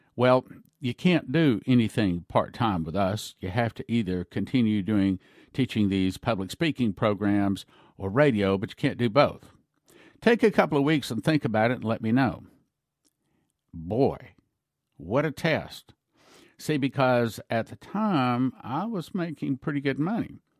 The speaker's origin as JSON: {"language": "English", "region": "Texas", "country": "United States", "tie": "born or raised there", "said": "I grew up in Texas"}